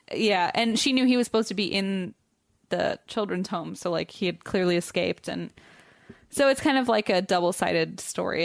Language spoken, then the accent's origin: English; Cincinnati, Ohio, United States; moved away